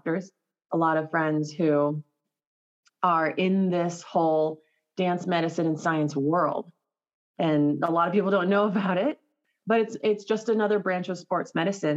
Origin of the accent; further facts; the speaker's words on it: Los Alamos, New Mexico, United States; also born or lived in California; I grew up in Los Alamos, New Mexico, originally from California